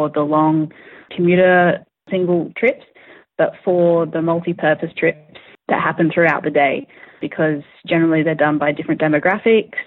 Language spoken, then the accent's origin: English; Western Australia, Australia; I grew up in Western Australia